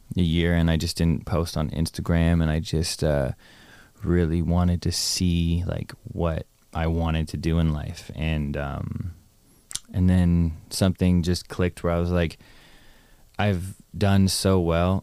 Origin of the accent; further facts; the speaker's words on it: Toronto, Ontario, Canada; moved away as an adult; also born or lived in Ottawa / Los Angeles; I was born in Toronto, moved to Ottawa, then moved back to Toronto, and then went to university, and then moved from Toronto to America, L